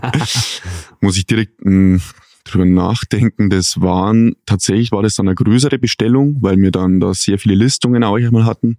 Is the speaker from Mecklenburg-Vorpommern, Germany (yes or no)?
no; Pfaffenhofen an der Ilm, Bavaria, Germany; Ich bin in Bayern geboren